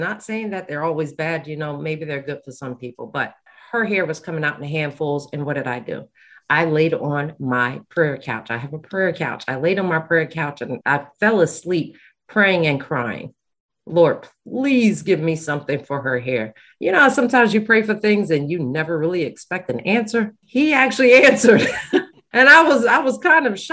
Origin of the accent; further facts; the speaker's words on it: Bergen County, New Jersey, United States; I'm from Bergen County